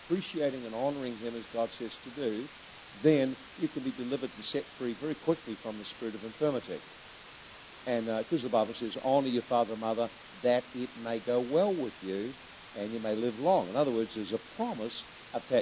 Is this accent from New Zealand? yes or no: yes; New Zealand; we come from New Zealand.